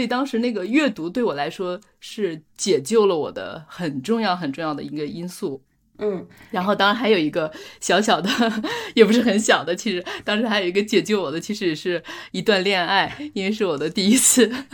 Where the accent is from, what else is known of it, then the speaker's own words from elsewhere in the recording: rural outskirts of Beijing, China; moved away as an adult; now in France; 我从来没有觉得我是北京的，我去一次天安门也很兴奋，然后到十五岁只去过两次，所以我不觉得我是北京人